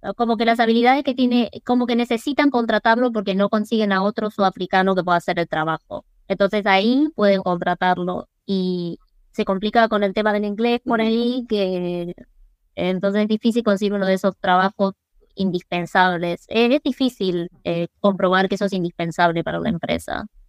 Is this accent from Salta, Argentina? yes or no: no; Mar del Plata, Buenos Aires Province, Argentina; accent: Argentine; first language English; Spanish is a second language; moved away as an adult; also born or lived in Cape Town, South Africa; now in South Africa; yo hablaba fluido y me quedó el acento argentino